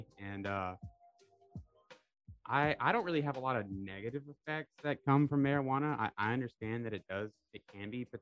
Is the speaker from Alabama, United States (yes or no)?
yes; Bay Minette, Alabama, United States; I'm a local from Bay Minette.